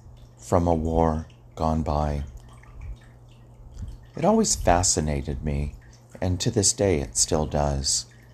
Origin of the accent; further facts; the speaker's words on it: Hawaii, United States; when I was growing up in Hawaii on the island of Oahu, living in Navy housing, when we heard the sirens go off.